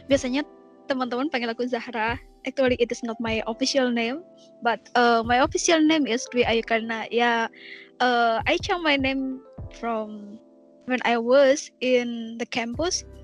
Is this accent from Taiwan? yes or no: yes; Zhongli, Taoyuan, Taiwan; Kotaku di Chongli.